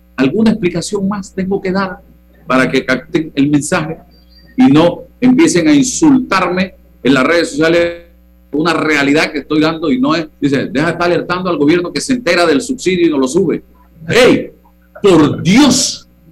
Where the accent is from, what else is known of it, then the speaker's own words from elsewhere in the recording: Panama; todos somos panameños